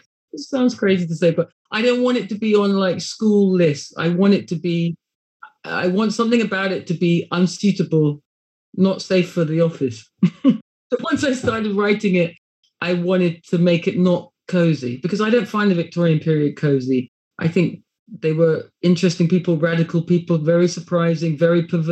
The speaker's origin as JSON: {"language": "English", "region": "England", "country": "United Kingdom", "said": "working class subjects of England in two different places"}